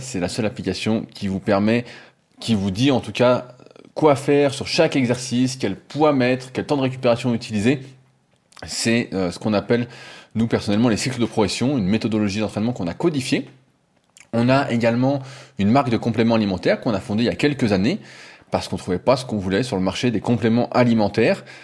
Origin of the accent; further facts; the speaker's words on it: France; accent: French; j'ai l'accent français